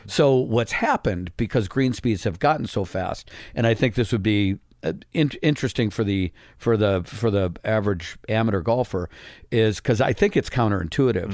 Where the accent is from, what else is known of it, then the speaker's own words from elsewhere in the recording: Midwest, United States; growing up in the Midwest